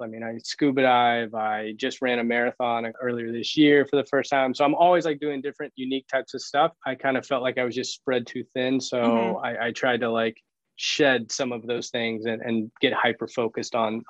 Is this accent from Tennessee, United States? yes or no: yes; Tennessee, United States; moved away as an adult; also born or lived in Florida / Boone, North Carolina / Honduras; now in Miami, United States; I was born in Florida, raised in Tennessee, undergrad at Appalachian State in Boone, North Carolina, somehow wound up in Honduras, lived in the Peace Corps for a couple of years.